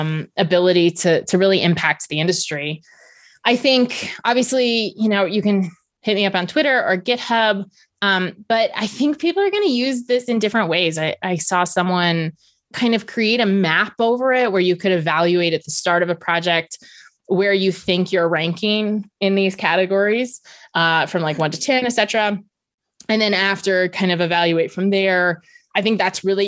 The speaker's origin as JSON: {"language": "English", "region": "Virginia", "country": "United States", "tie": "born or raised there", "said": "I grew up in Virginia and we were one of the last states to ban indoor smoking"}